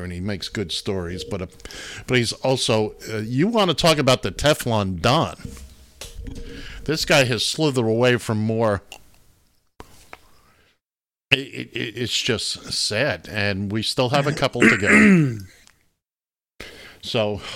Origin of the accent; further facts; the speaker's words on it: New York, United States; from New York